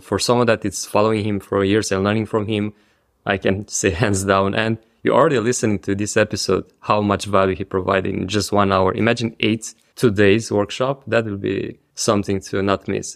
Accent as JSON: {"language": "English", "country": "Romania", "moved": "yes", "said": "my home country, to Romania."}